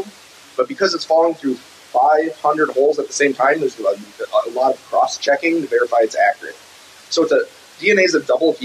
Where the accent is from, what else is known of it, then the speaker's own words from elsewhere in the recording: Northwoods of Wisconsin, United States; I'm from the Northwoods of Wisconsin